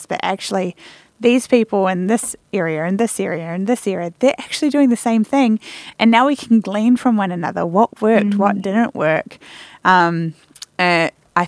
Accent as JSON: {"language": "English", "country": "New Zealand", "tie": "born or raised there", "moved": "yes", "said": "I'm from New Zealand"}